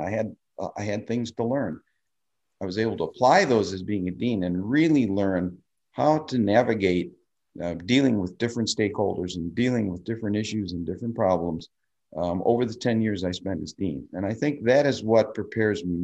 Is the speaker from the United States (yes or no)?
yes; Park Ridge, Illinois, United States; now in Lake Forest, United States; I grew up in Park Ridge